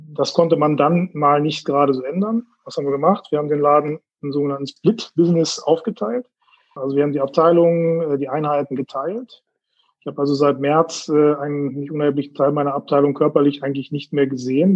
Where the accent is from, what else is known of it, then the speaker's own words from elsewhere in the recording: Herford, North Rhine-Westphalia, Germany; moved away as an adult; also born or lived in Laatzen / Tübingen; now in Bielefeld, Germany; Geboren in Laatzen, Hannover und aufgewachsen in Herford